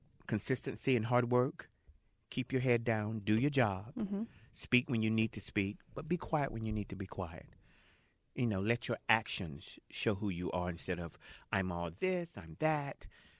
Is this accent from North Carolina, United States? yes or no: yes; Jacksonville, North Carolina, United States; also born or lived in San Francisco; now in Los Angeles, United States; I'm from Jacksonville.